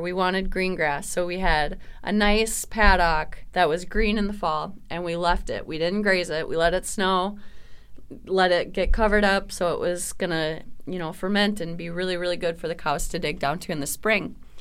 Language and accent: English; Minnesota, United States; as a Minnesotan